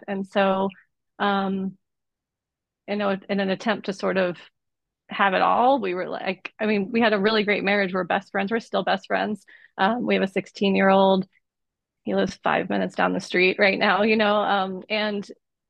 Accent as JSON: {"language": "English", "region": "Southeast", "country": "United States", "tie": "born or raised there", "said": "I was born in 75 in the Southeast. So I was growing up in the 80s and 90s, and it's like, it was a pretty homophobic and conservative environment where I grew up."}